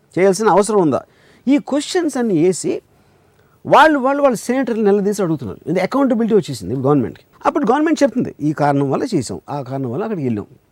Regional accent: India; ఇండియాలో పుట్టాను నేను ఎందుకంటే మా ఫాదర్ ఇండియాలో ఉన్నారు కాబట్టి

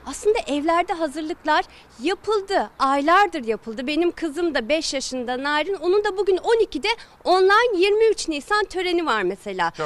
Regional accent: Ordu, Turkey; moved away; Ordu'daydım. Deniz kenarında bahçeli bir evde büyüdüm.

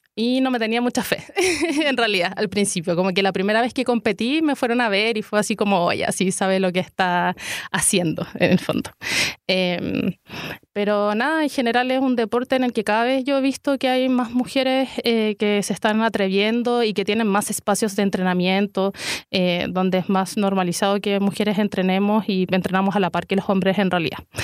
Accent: San Joaquín, Santiago Metropolitan Region, Chile; yo soy de San Joaquín y estaba acá el club de boxeo de San Joaquín que me quedaba muy cerquita de la casa

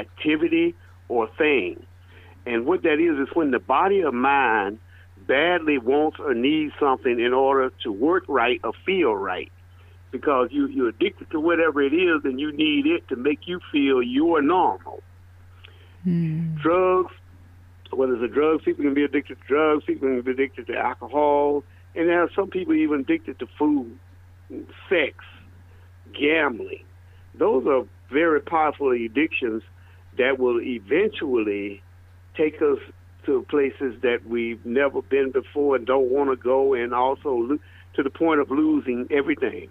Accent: Birmingham, Alabama, United States; moved away; also born or lived in Atlanta; I was born and raised in Birmingham, Alabama

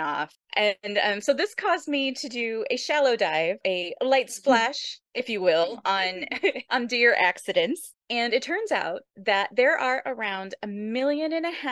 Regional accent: Michigan, United States; moved away; I'm from Michigan originally

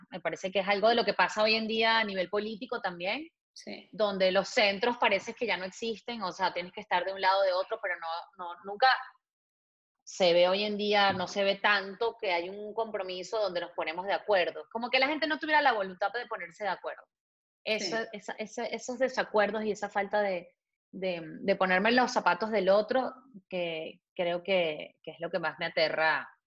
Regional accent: Venezuela; moved away as an adult

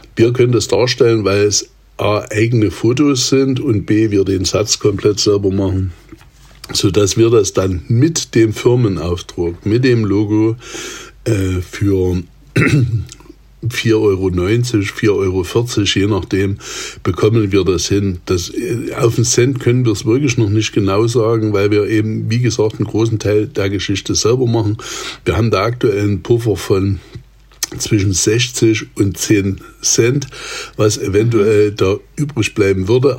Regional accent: Saxony, Germany; komme ich ja ursprünglich aus Sachsen

